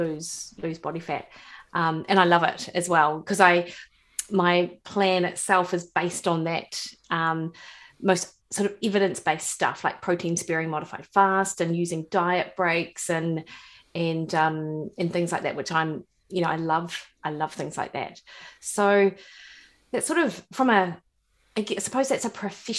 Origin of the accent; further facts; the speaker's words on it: Dunedin, Otago, New Zealand; accent: rolling R; moved away as an adult; now in Auckland, New Zealand; I grew up in Dunedin, actually. So born and bred, Ravensbourne, West Harbour